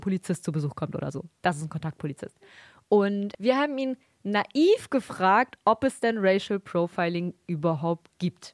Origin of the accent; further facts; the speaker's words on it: Bremen, Germany; Wir kommen ja aus Bremen